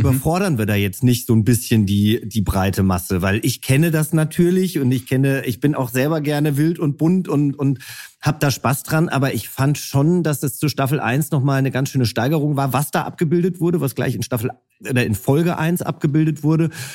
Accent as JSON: {"language": "German", "region": "Hesse", "country": "Germany", "moved": "yes", "lives_now": "Berlin, Germany", "said": "ich bin ja selber auch Hesse"}